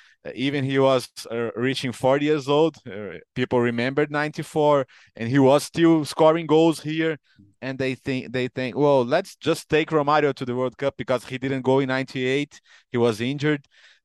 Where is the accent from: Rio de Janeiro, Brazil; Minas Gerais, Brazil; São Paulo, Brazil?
Minas Gerais, Brazil; Belo Horizonte; I'm from Belo Horizonte